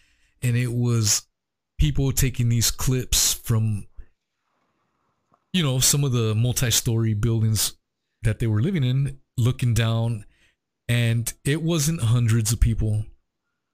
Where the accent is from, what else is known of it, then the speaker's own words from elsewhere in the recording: United States; as an American